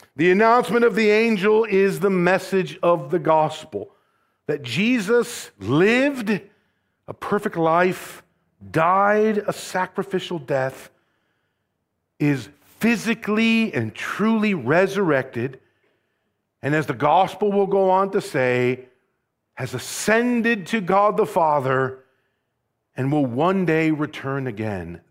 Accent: Rockford, Illinois, United States; moved away; also born or lived in Southern California; I'm from Rockford

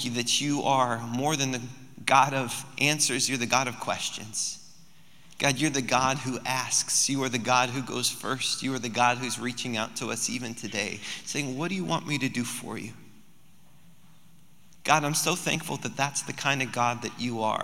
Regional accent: Cordova, Alaska, United States; we decided to head back to Cordova, which is my hometown

